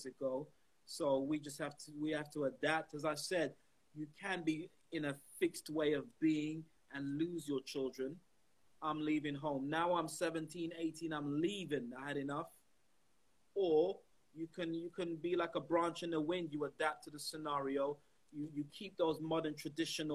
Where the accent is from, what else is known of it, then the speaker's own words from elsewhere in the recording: London, United Kingdom; I grew up in around Brixton